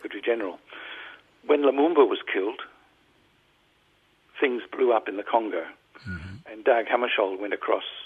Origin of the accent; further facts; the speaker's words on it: Brisbane, Queensland, Australia; we came from Brisbane